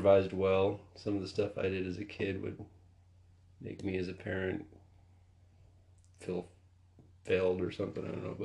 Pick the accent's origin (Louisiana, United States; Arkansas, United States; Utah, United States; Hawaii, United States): Utah, United States; Hurricane; I grew up in Hurricane, Utah